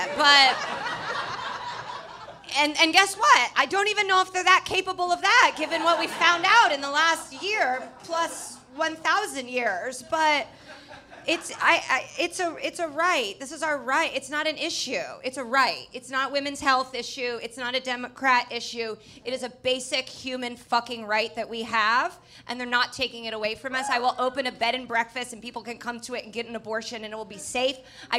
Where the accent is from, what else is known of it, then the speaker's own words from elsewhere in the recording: Indiana, United States; I'm from Indiana